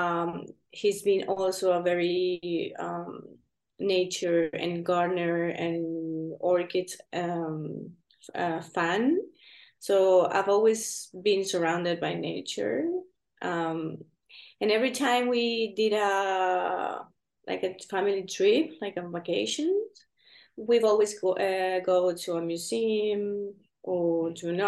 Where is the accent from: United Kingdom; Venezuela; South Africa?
Venezuela; moved away; also born or lived in Spain; I'm from Venezuela, and I grew up there